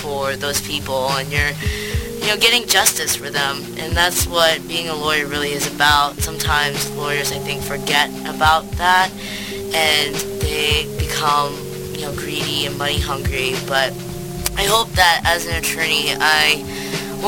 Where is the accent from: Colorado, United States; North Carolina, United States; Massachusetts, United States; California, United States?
California, United States; Orange County; moved away as an adult; also born or lived in Syracuse, New York; now in New York City, United States; I'm originally from Orange County, California